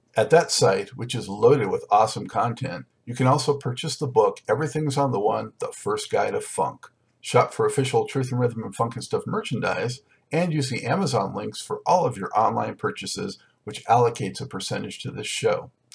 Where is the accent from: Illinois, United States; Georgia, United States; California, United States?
California, United States; Los Angeles; now in Charlotte, United States; originally from Los Angeles